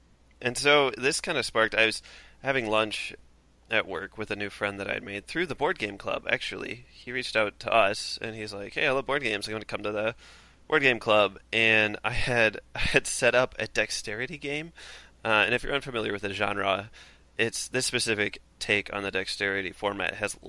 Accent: Minnesota, United States; accent: Minnesota; I would do my worst Minnesota accent right now, but I have a feeling I'm already doing it.

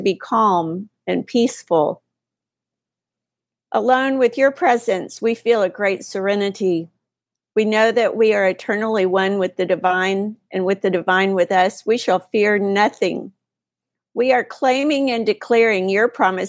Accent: Texas, United States; I'm a Texas girl

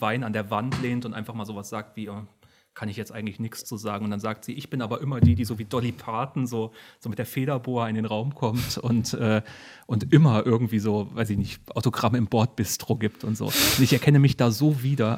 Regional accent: Bad Wildungen, Hesse, Germany; ich komme aus Bad Wildung

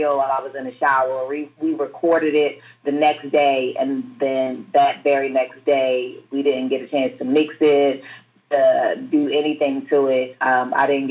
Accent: Baltimore, Maryland, United States; I grew up in probably some of like top three worst neighborhood in Baltimore City

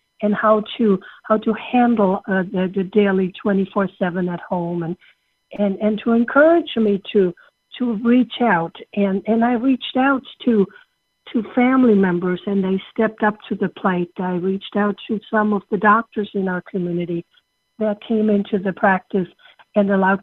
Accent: Germany; English is a second language; moved away as an adult; now in United States; I came from Germany as a young woman on an exchange student program and came to this wonderful country and became an American citizen

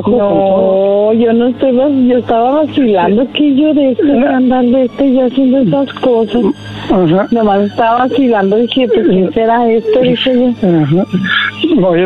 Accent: Guaymas, Sonora, Mexico; Yo soy de Guaymas, Sonora.

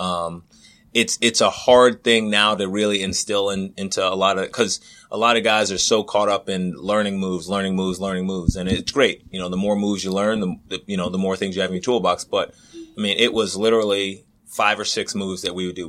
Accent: Middle Island, New York, United States; moved away; I grew up in Middle Island, New York

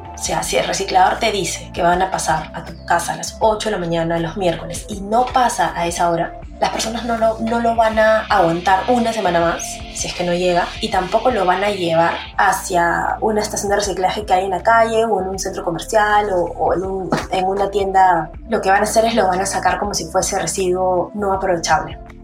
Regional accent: Peru; nuestro país tiene 1.500 más o menos mapeados botaderos ilegales

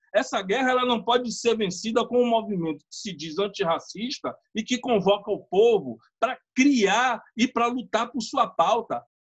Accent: Bahia, Brazil

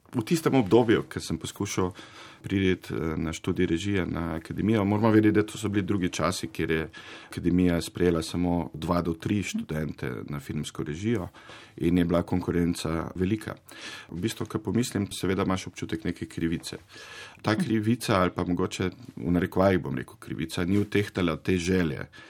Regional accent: Zagorje ob Savi, Zasavje, Slovenia; sam sem sicer iz Zagorja

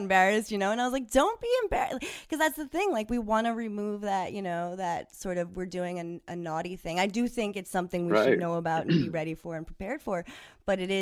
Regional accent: New York, United States; now in California, United States; we grew up in New York

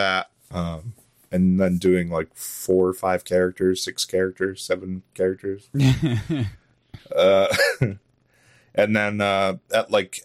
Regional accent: Connecticut, United States; I'm from Connecticut

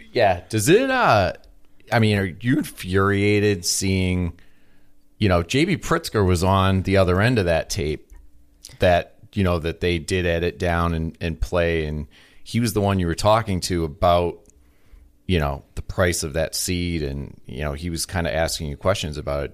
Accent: Massachusetts, United States; now in Illinois, United States; I come from Massachusetts

